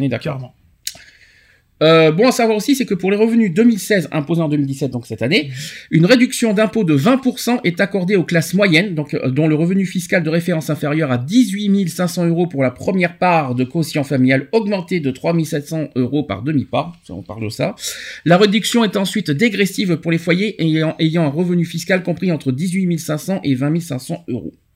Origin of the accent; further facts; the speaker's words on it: France; chez nous en France